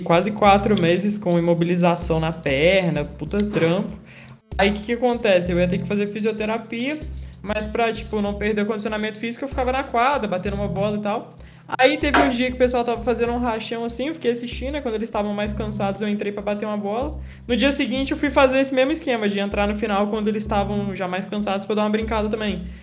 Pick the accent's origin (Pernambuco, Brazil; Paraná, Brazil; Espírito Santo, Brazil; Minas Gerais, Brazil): Minas Gerais, Brazil; Juiz de Fora; now in São João del Rei, Brazil; Eu nasci em Juiz de Fora, que é também é sul de Minas